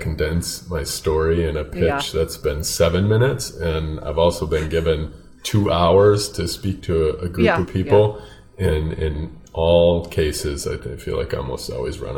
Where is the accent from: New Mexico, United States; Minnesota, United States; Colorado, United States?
Minnesota, United States; also born or lived in Hopkins, Minnesota; I live in a suburb of the Twin Cities, a little town of Hopkins, Minnesota. So about 10 minutes west, in a town of about 20,000, which is not too far from the way I grew up.